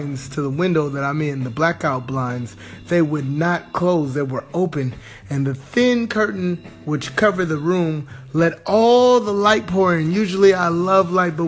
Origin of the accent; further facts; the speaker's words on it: Southern California, United States; I'm from Southern California